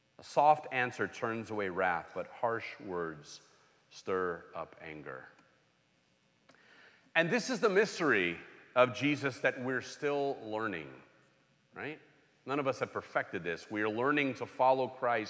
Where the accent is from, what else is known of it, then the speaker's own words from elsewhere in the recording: Los Angeles, California, United States; I grew up in Los Angeles